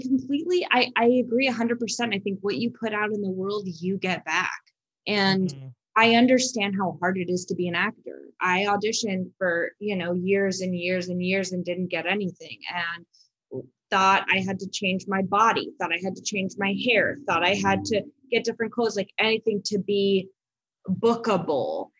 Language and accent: English; Los Angeles, California, United States; I'm from Los Angeles, so everyone lives in LA still